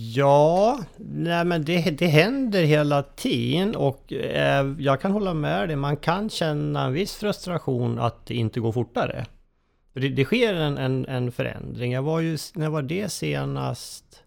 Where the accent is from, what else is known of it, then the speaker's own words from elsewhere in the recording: Köping, Västmanland, Sweden; jag är ju eh, från Köping